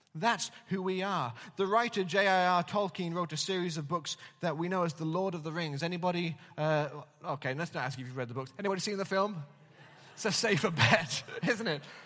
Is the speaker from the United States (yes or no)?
no; England, United Kingdom; now in Wales, United Kingdom; as an Englishman in Wales.